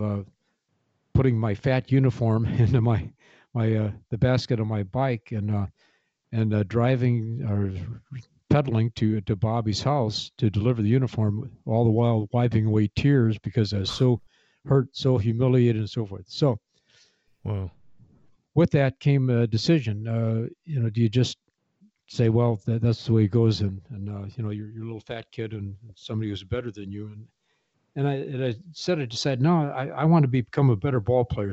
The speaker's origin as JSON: {"language": "English", "town": "Kankakee", "region": "Illinois", "country": "United States", "tie": "born or raised there", "moved": "as an adult", "said": "this is my hometown of Kankakee, Illinois."}